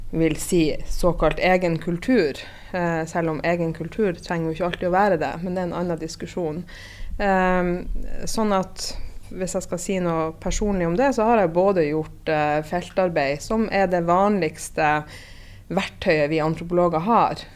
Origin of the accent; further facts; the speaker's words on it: Northern Norway, Norway; jeg er fra Nord-Norge sjøl